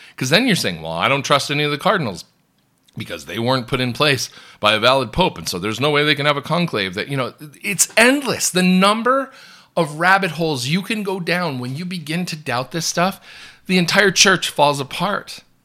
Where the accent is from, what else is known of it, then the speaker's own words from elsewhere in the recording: United States; I'm an American Catholic blogger and news commentator.